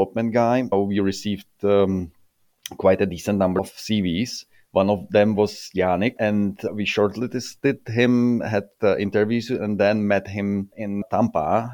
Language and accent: English; Czechia; I'm coming from Czech